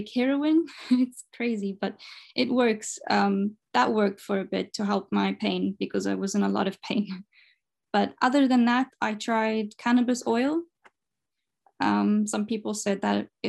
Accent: Zimbabwe; moved away as an adult; now in Portugal; I'm from Zimbabwe and I moved to Portugal 3 years ago

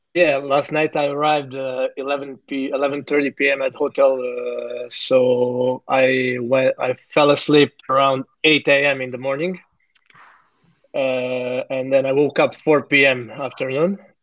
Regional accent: Zagreb, City of Zagreb, Croatia; moved away as an adult; now in Melbourne, Australia; born and raised in Zagreb, Croatia

